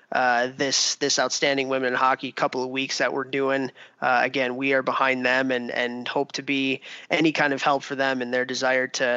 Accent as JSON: {"language": "English", "town": "Buffalo Grove", "region": "Illinois", "country": "United States", "tie": "born or raised there", "said": "my hometown in Buffalo Grove, Illinois"}